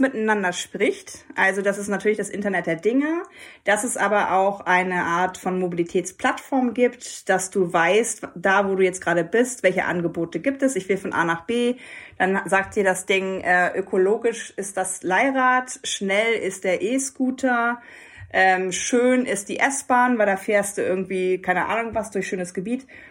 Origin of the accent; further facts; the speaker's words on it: Hamburg, Germany; Als Hamburgerin muss ich natürlich auch sagen, wir leben ja eh in der besten Stadt der Welt